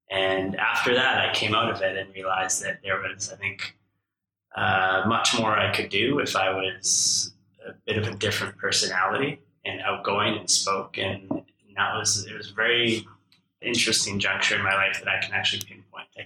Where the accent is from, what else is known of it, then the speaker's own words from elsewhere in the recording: Saskatoon, Saskatchewan, Canada; I think mostly my very close friends who I grew up with definitely pulled me out of my shell growing up in Saskatoon.